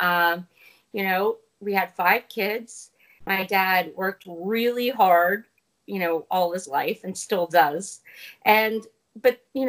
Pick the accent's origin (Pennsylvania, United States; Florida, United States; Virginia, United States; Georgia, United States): Pennsylvania, United States; rural; moved away; also born or lived in New Jersey; I grew up in rural Pennsylvania mainly. That and like a part of Jersey